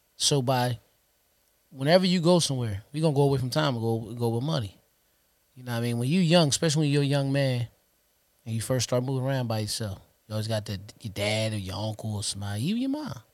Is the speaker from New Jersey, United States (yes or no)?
yes; Trenton, New Jersey, United States; we born and raised in Trenton, New Jersey